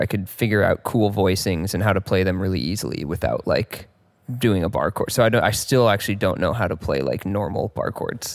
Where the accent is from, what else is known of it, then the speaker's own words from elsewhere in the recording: Mill Valley, California, United States; Grew up in Mill Valley, California, which is, like, just north of San Francisco